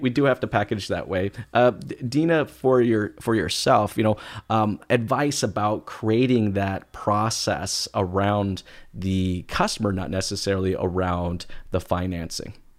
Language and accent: English; United States; moved away as an adult; now in Canada; I am an American. I've been in Canada for the last, you know, twelve years now